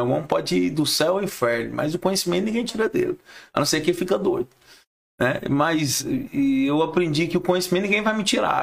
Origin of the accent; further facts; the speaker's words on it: Goiás, Brazil; Eu sou consultor, sou goiano, pé rachado